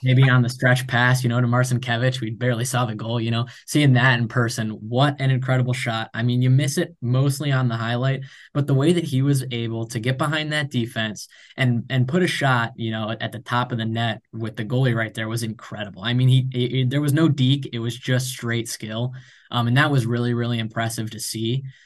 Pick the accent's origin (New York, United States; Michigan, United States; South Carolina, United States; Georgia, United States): Michigan, United States; Ann Arbor; I'm, uh, from Ann Arbor, Michigan, uh, where U of M is located